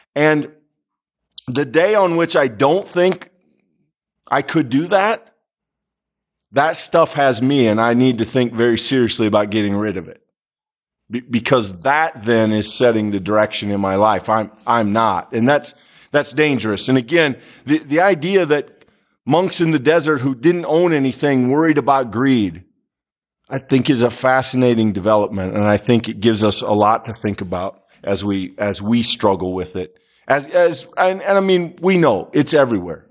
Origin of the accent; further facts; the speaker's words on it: United States; as Americans